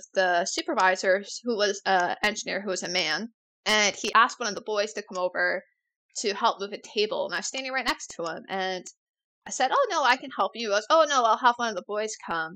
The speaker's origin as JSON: {"language": "English", "town": "Rochester", "region": "New York", "country": "United States", "also_born_or_lived": "Halifax, Nova Scotia", "moved": "yes", "said": "I'm originally from Rochester, New York"}